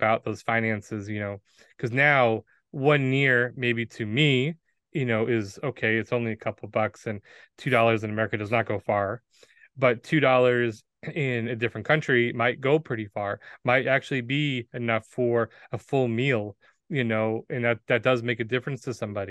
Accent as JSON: {"language": "English", "country": "United States", "said": "as an American who had these different kind of values, both good and bad, you know, spewed upon me over the years"}